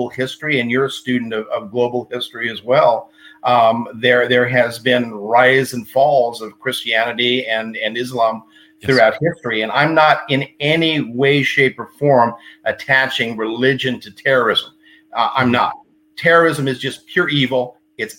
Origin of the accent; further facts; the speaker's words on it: Texas, United States; being from Texas